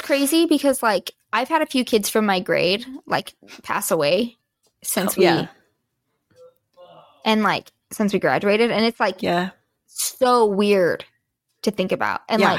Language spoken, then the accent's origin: English; Bunkerville, Nevada, United States; my hometown is Bunkerville, Nevada.